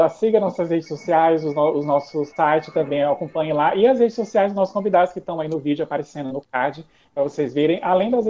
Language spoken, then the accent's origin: Portuguese; Brazil; e vocês que são, nós que somos brasileiros, não se assustem.